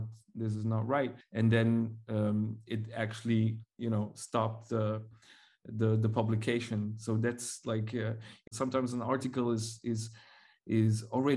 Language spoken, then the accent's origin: English; Mongolia; now in Belgium; I am from Mongolia